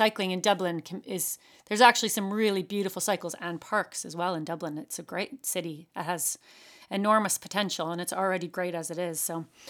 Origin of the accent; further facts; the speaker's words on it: Canada; now in West Cork, Ireland; I'm Canadian.